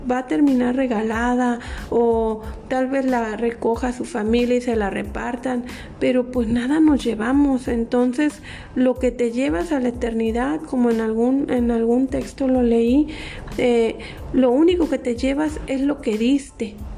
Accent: Mexico; somos embajadores de aquí de México

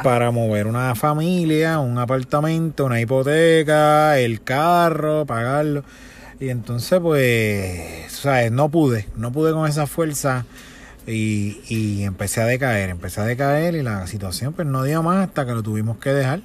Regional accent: Bayamón, Puerto Rico; yo soy de Bayamón, estudié también en la escuela Bayamón Militar y Academy, la academia de Bayamón

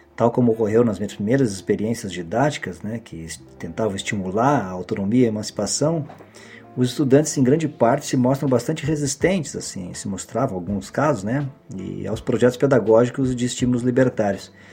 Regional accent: Porto Alegre, Rio Grande do Sul, Brazil; de Porto Alegre e da região metropolitana, que é onde eu nasci e vivi boa parte da minha infância e adolescência

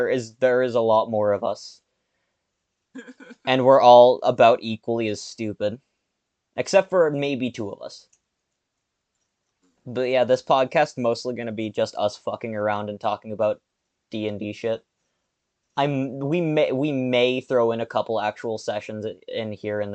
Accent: Canada; I'm Canadian

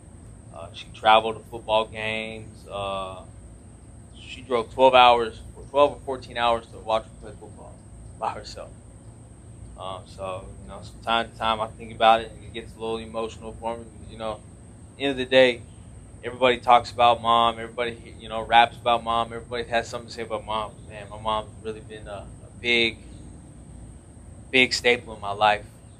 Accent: New Mexico, United States; moved away; I'm from New Mexico. 505 stand up.

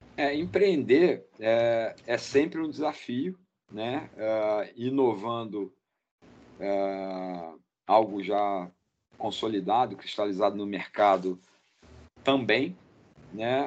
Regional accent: Rio de Janeiro, Brazil; eu sou do Rio de Janeiro

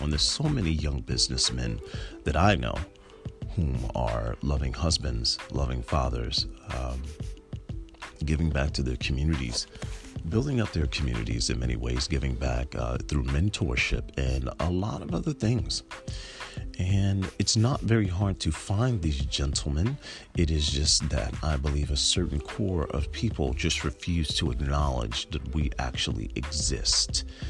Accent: Irvington, United States; when I grew up in Irvington

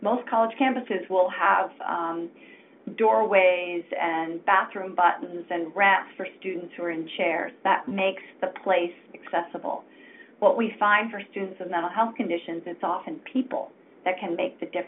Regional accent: Maine, United States; moved away; I'm a Mainer, so delighted to have you on the call. I grew up in Maine myself and went to college in Maine

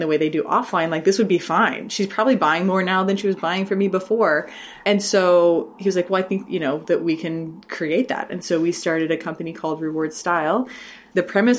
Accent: Texas, United States; from Texas

